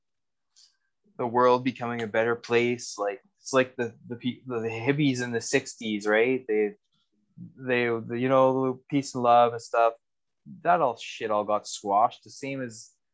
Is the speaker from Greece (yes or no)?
no; Canada; as a Canadian